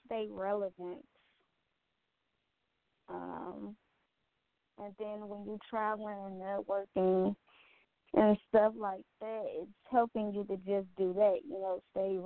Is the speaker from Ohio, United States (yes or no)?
no; Indiana, United States; I was raised in Indiana